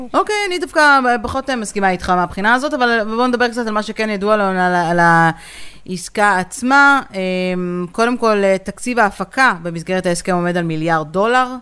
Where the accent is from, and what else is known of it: Israel